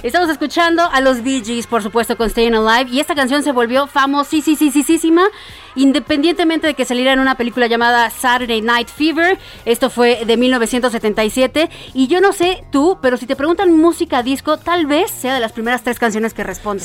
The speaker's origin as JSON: {"language": "Spanish", "region": "Mexico City", "country": "Mexico", "said": "soy chilanga"}